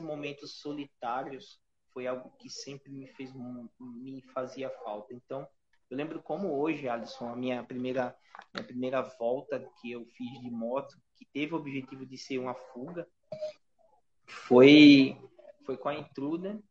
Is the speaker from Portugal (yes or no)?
no; Alagoas, Brazil; para mim, como alagoano, me deixa muito orgulhoso